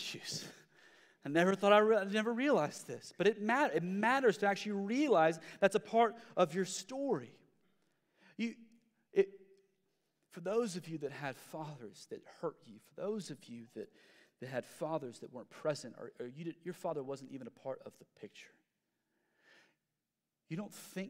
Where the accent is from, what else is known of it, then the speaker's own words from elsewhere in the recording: United States; we as Western Americans